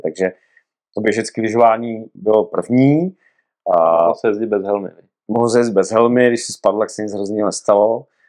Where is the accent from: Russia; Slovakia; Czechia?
Czechia; Rymařov, Moravian-Silesian Region; já pocházím z podhůří Jeseníků z Rymařova, ze Severní Moravy